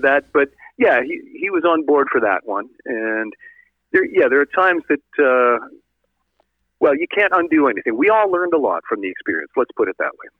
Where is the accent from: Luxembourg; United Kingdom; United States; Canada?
Canada; Sault Ste. Marie, Ontario; I'm originally from Sault Ste. Marie